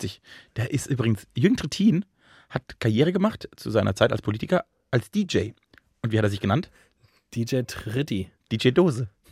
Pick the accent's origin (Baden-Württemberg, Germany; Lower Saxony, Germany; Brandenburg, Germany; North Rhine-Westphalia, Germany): Baden-Württemberg, Germany; Rastatt; born or raised there